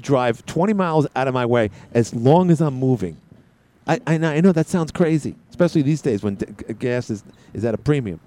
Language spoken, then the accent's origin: English; New York City, New York, United States; moved away; I'm from Queens